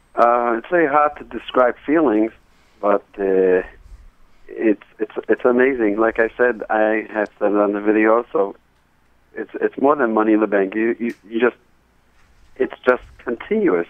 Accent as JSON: {"language": "English", "town": "New York City", "region": "New York", "country": "United States", "tie": "born or raised there", "said": "I grew up in Borough Park around Hasidic families"}